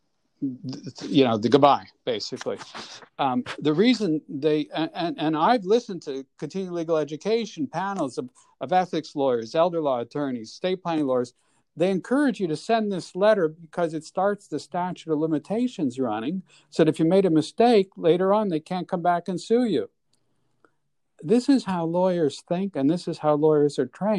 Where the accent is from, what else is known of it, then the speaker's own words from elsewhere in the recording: Montreal, Quebec, Canada; moved away as an adult; now in New York, United States; So, I'm born and raised in Montreal. I moved here when I was 22